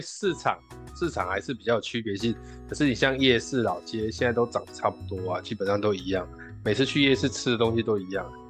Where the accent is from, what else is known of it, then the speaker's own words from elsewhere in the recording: Tainan, Taiwan; also born or lived in Guishan, Taoyuan; now in Taoyuan, Taiwan; 我回台南，因为我们家是吃素的，然后我们家离市场都有很远的距离，所以我们那边是比较偏僻，所以相对起来不是属于那种比较市集的地方，年味就比较淡